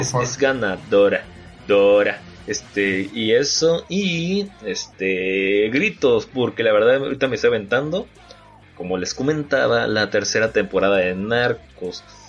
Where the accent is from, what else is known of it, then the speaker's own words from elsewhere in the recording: Guamúchil, Sinaloa, Mexico; yo soy de Guamuchil, Sinaloa